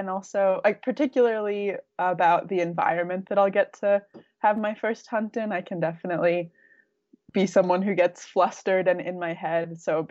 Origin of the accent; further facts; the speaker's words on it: Rhode Island, United States; also born or lived in Minnesota; now in Wyoming, United States; But I grew up in Rhode Island and Minnesota and came to Wyoming 2 years ago to work for Brittany and Rachel